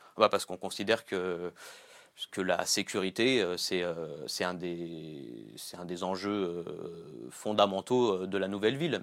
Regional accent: Gennevilliers, Île-de-France, France; j'ai grandi à Gennevilliers

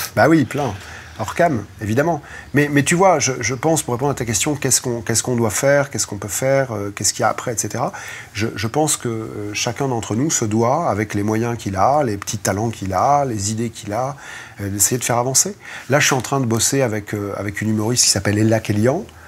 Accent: France; on est des Français

